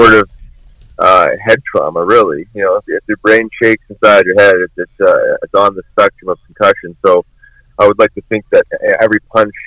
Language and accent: English; Winnipeg, Manitoba, Canada; growing up in Winnipeg